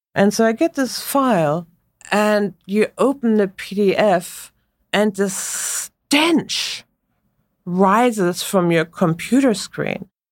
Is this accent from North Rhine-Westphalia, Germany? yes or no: yes; Münster, North Rhine-Westphalia, Germany; accent: German; English is a second language; moved away as an adult; now in United States; I grew up in Münster in Northwest Germany.